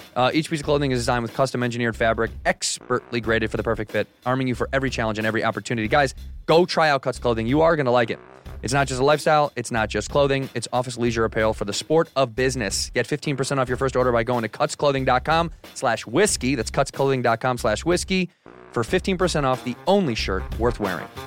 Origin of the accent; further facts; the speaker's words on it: Chicago, Illinois, United States; moved away as an adult; now in Los Angeles, United States; Chicago's my hometown